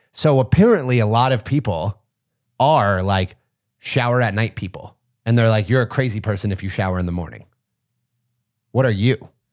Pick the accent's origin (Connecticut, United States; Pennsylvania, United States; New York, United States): Pennsylvania, United States; near Punxsutawney; I grew up in Pennsylvania, not far from Punxsutawney